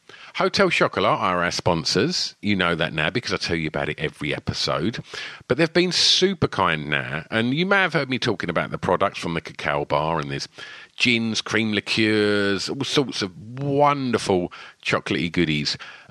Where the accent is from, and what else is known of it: East of England, United Kingdom